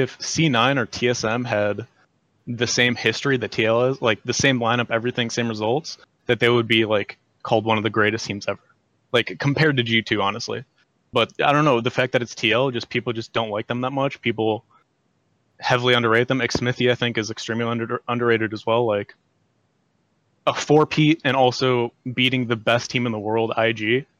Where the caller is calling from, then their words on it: North Royalton, Ohio, United States; I'm from North Royalton, Ohio. It's near Cleveland.